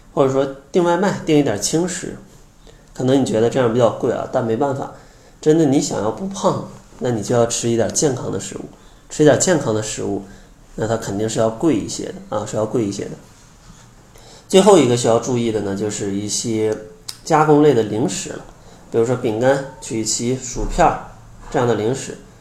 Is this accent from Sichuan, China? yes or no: no; Harbin, Heilongjiang, China; 我是东北人啊，哈尔滨的，小时候吃的口味真的是非常重啊